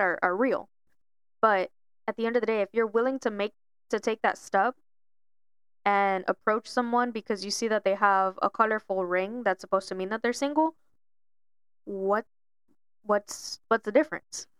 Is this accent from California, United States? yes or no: no; Miami, Florida, United States; moved away; I'm originally, you know, born and raised in Miami